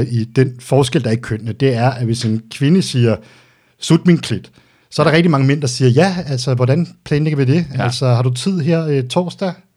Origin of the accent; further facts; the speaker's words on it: Denmark; also born or lived in Albertslund / Greve; Jeg er vokset op ude på Vestegnen